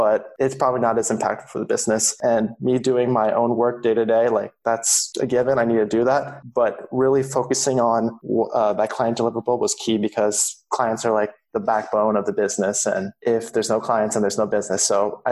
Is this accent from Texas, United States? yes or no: no; Silicon Valley, California, United States; I grew up in California in the Silicon Valley.